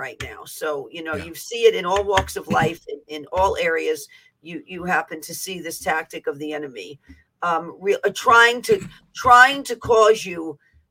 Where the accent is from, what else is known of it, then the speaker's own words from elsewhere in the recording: New York City, New York, United States; I'm from the Bronx